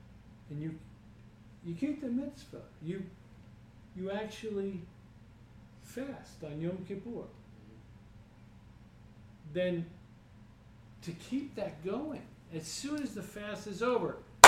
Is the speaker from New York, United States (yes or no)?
yes; New York, United States; Yeah, I'm from New York, guys.